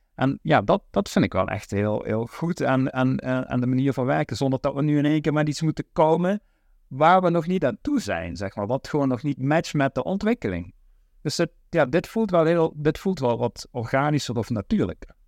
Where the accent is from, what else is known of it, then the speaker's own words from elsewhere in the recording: Oirsbeek, Limburg, Netherlands; waar ik ben opgegroeid in, in Oorsbeek, het mooiste dorp van, van Nederland